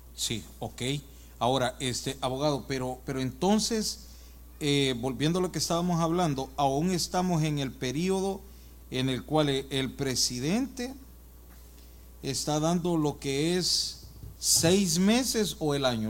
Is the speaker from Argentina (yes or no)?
no; El Salvador; moved away; Yo soy de El Salvador